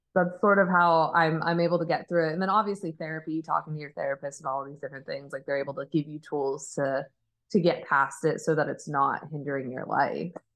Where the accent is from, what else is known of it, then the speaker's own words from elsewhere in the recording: Arizona, United States; I grew up in Arizona